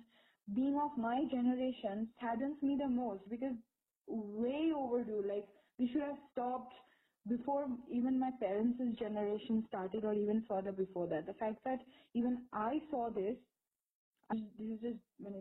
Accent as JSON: {"language": "English", "country": "India", "said": "us as Indian women, young women"}